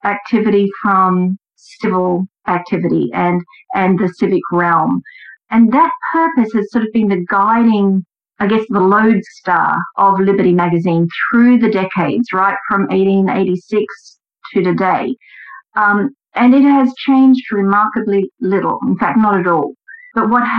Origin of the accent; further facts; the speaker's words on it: Australia; accent: Australian; moved away as an adult; now in United States; my accent is Australian